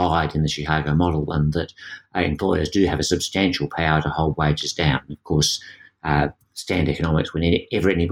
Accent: Australia; being Australian

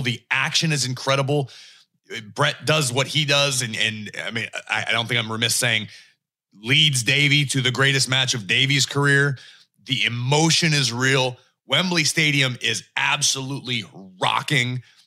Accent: Pittsburgh, Pennsylvania, United States; Growing up in Pittsburgh

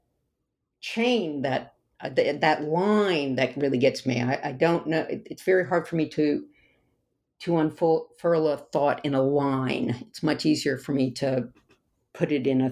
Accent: the South, United States; I grew up in the South

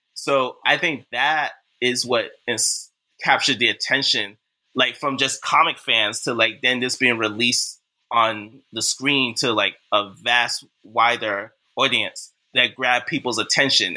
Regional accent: Boston, Massachusetts, United States; now in Brooklyn, New York, United States; I was raised, born and raised in Boston, Massachusetts

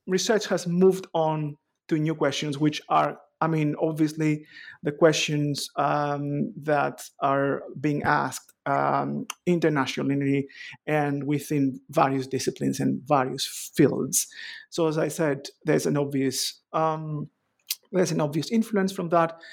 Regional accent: Greece; moved away as an adult; also born or lived in Athens, Greece / Ioannina, Greece; now in Edinburgh, United Kingdom; I was born in Athens, raised, uh, in Chalcedon

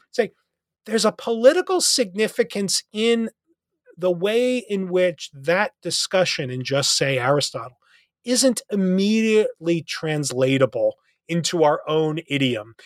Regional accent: New Jersey, United States; moved away as an adult; now in Nashville, United States; I live in Nashville, uh, um, where where you know I'm originally from New Jersey

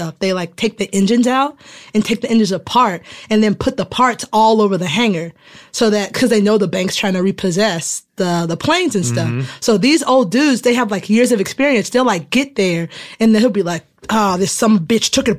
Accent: Florida, United States; moved away; I went home last year to Florida. I'm from Florida

